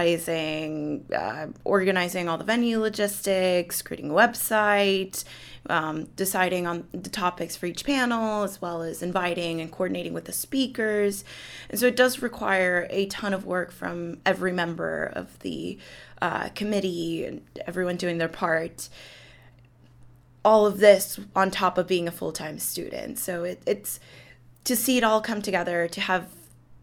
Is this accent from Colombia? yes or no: yes; Colombia; moved away; I'm originally from Colombia